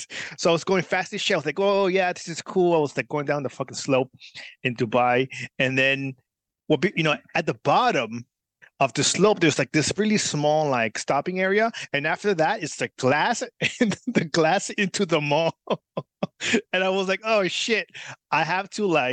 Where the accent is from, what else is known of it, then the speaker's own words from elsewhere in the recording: California, United States; I grew up like in California